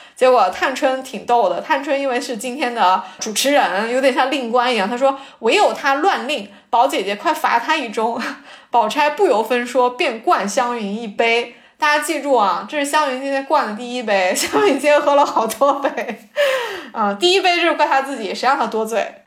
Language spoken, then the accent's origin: Chinese; Jiangsu, China; 我是江苏的